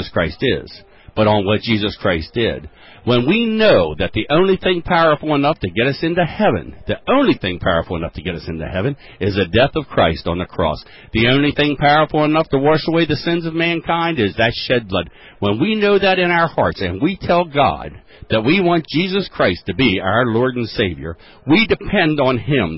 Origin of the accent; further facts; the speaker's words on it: Westminster, Maryland, United States; I am from Westminster, Maryland